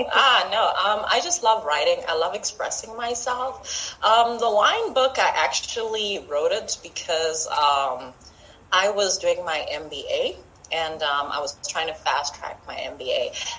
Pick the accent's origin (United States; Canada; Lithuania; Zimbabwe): Zimbabwe; now in Botswana; Well, I'm from Zimbabwe, but I live in Botswana, so I am African.